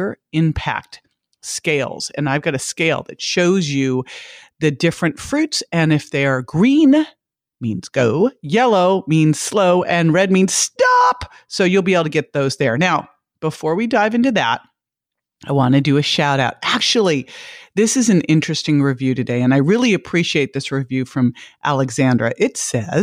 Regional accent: Berkeley, California, United States; moved away; I'm from Berkeley, California. I was so fortunate to grow up in just kind of a mass of all these different cultures

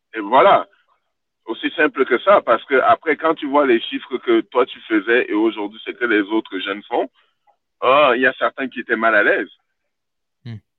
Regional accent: Montreal, Quebec, Canada; moved away as an adult; also born or lived in Sweden; J'ai grandi à Montréal-Nord, mes parents n'avaient rien

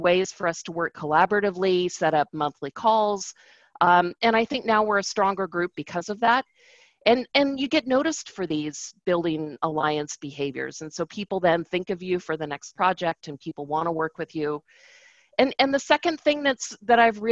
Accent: Seattle, Washington, United States; moved away as an adult; also born or lived in Los Angeles; my hometown in Seattle

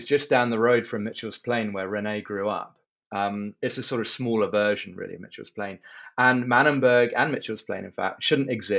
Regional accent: London, United Kingdom; moved away as an adult; now in Cape Town, South Africa; I'm from London originally. And have been living in Cape Town, South Africa for the last 15 years. I moved here age 23

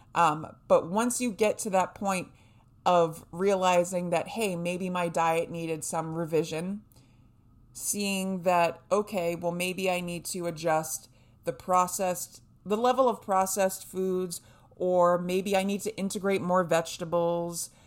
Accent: New Hampshire, United States; I was raised in New Hampshire

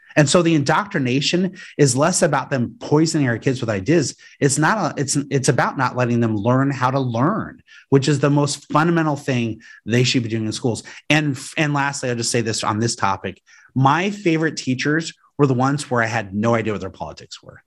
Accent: Aurora, Colorado, United States; I grew up in Aurora, Colorado, outside Denver

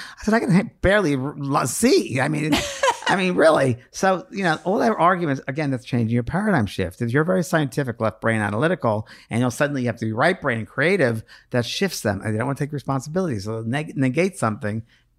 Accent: New York, United States; I use pisser because I'm from New York.

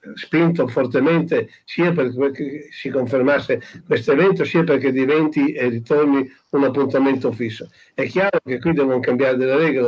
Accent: Emilia-Romagna, Italy; uno che come me è nato e cresciuto in Romagna

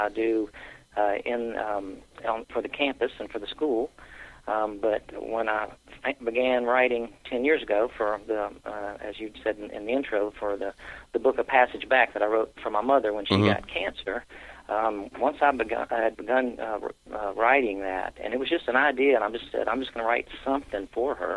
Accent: Columbia, South Carolina, United States; Went to the University of South Carolina and lived here my entire life.

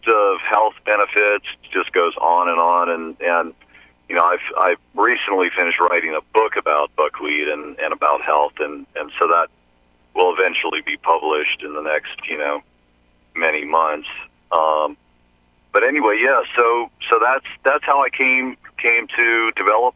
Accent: New Orleans, Louisiana, United States; I grew up in New Orleans and started out my career as a chef in New Orleans

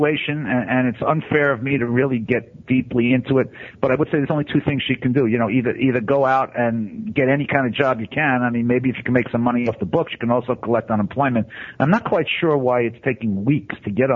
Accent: New York City, New York, United States; I grew up in Brooklyn

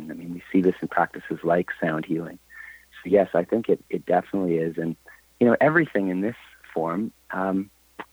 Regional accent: Canada; I'm from Canada, and in Canada we have to study French, and I was failing French

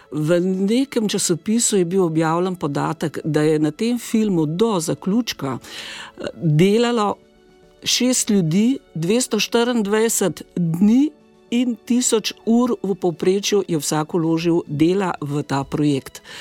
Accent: Slovenia; Slovenci smo

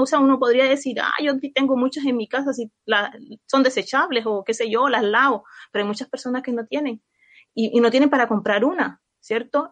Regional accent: Colombia; now in Chile; yo soy de Colombia

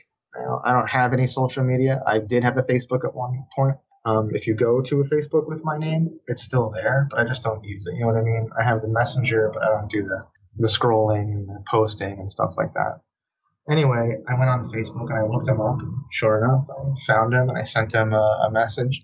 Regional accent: Shelter Island, New York, United States; Here in my hometown, Shelter Island, there's probably like 1,000 of us, that live here.

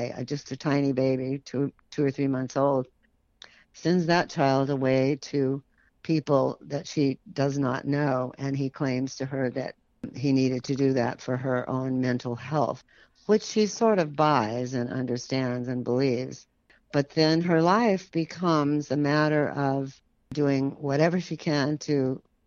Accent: San Francisco, California, United States; I grew up in San Francisco

